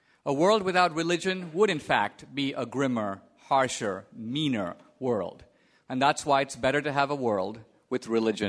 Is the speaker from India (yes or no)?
yes; Goa, India; now in New York, United States; Now, I was raised in India, and I come from a small part of India called Goa, which was a Portuguese colony. And I'd always assumed that my Christianity was the product, quite honestly, of the Portuguese Inquisition.